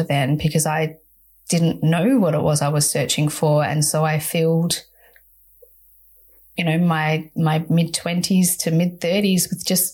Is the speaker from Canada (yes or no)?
no; Perth, Western Australia, Australia; growing up in Perth, Western Australia